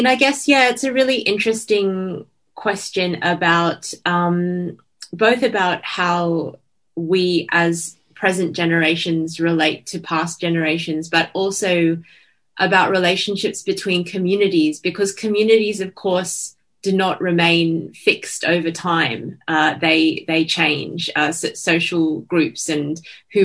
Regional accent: Australia; as an Australian

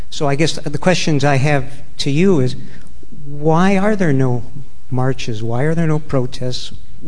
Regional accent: Canada; also born or lived in United States; I'm Canadian and American, and in both those countries, the situation is essentially the same.

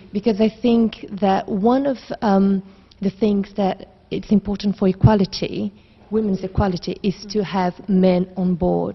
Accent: Brazil; now in London, United Kingdom; I lived in London for now for 10 years, but I'm originally from Brazil

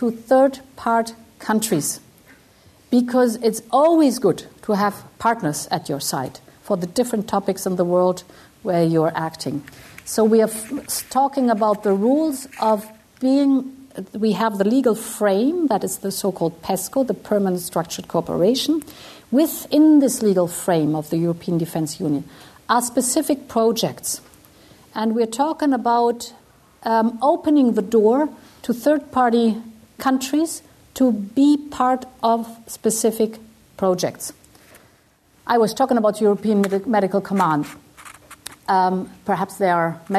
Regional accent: Brussels, Brussels-Capital Region, Belgium; I was born in Brussels. My father was German

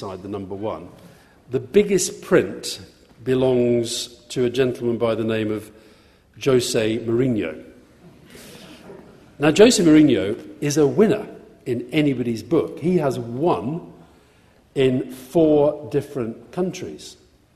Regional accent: Yorkshire and the Humber, United Kingdom; I grew up in Yorkshire. I was born in Yorkshire to Scottish parents.

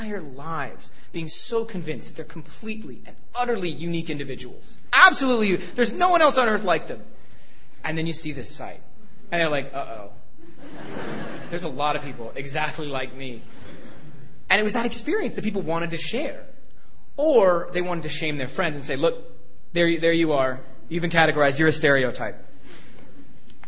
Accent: Toronto, Ontario, Canada; moved away as an adult; also born or lived in United States; growing up in Toronto, Canada

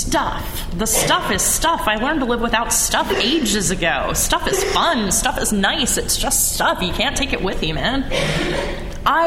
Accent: United States; because I am an American.

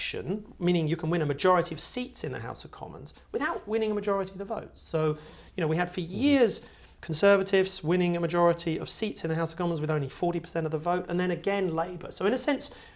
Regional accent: Sussex, South East England, United Kingdom; I grew up in Sussex

